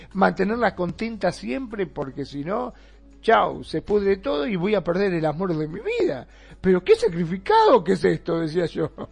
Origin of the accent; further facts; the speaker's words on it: Argentina; aquí en, Argentina, en mi país